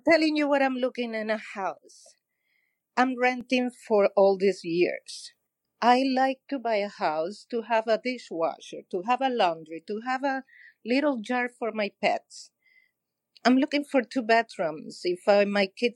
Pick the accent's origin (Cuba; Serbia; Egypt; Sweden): Cuba; now in Miami Beach, United States; I'm from Cuba. I came in 1995